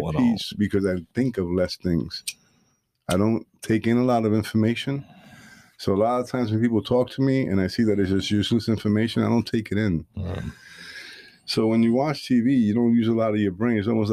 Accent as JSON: {"language": "English", "region": "New York", "country": "United States", "said": "I'm from fucking New York, dude."}